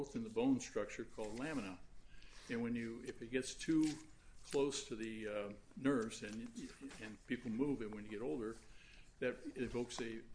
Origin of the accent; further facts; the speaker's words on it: Streator, Illinois, United States; my hometown of Streeter